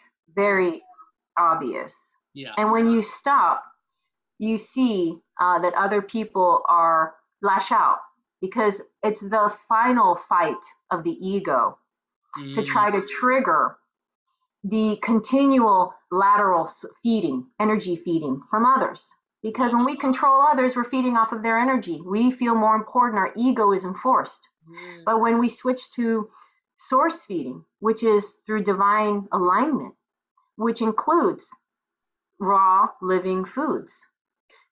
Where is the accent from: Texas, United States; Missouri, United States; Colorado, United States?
Texas, United States; this is my hometown